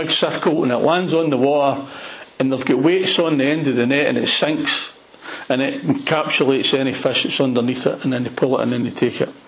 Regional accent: Glasgow, Scotland, United Kingdom; accent: Glasgow; my Glasgow accent

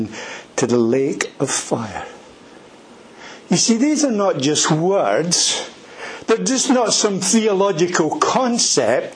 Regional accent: Edinburgh, Scotland, United Kingdom; I was born in Edinburgh, in a place called Leith, and I grew up there.

